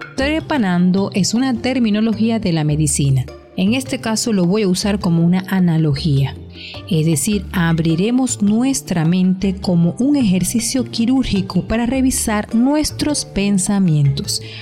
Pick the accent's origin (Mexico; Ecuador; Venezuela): Venezuela; aquí en mi país, en Venezuela